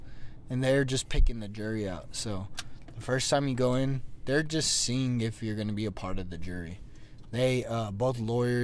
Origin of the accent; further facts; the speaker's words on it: Odessa, Texas, United States; now in Austin, United States; we're from Odessa where it's dry heat